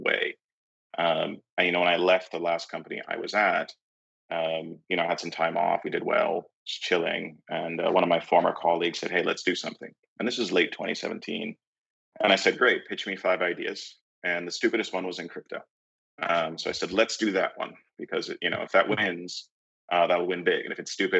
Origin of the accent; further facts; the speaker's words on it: San Francisco, California, United States; I'm from San Francisco